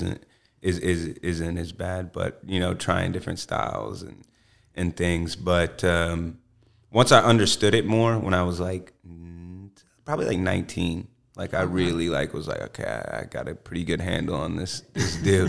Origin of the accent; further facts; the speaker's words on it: Columbus, Georgia, United States; also born or lived in Phenix City, Alabama; I grew up in Georgia